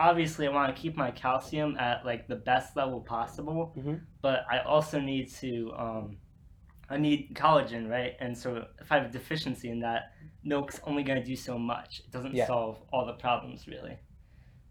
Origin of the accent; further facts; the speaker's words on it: Ashburn, Virginia, United States; now in Blacksburg, United States; I'm from Ashburn, Virginia, which is Northern Virginia.